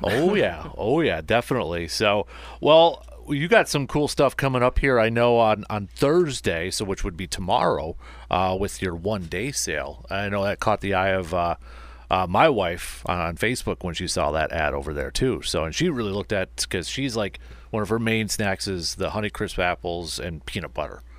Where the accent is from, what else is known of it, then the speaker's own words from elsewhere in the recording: Medford, Wisconsin, United States; my hometown, uh, in Medford